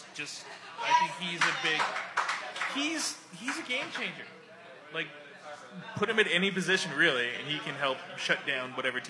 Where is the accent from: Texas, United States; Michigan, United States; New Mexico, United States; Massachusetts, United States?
New Mexico, United States; now in Kansas City, United States; he's in my home state.